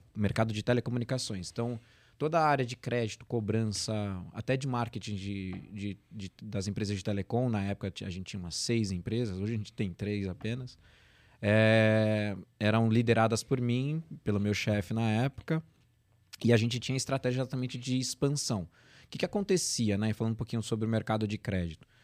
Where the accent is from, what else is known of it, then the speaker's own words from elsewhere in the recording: São Paulo, Brazil; nasci aqui em São Paulo mesmo